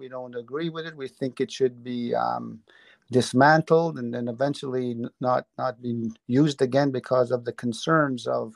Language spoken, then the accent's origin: English; Tobique, New Brunswick, Canada; I'm originally from Tobik